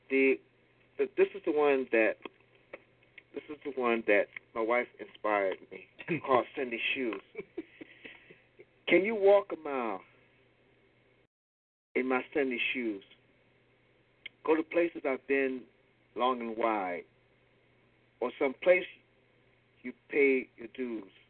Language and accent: English; Baltimore, Maryland, United States; as a little kid growing up in Baltimore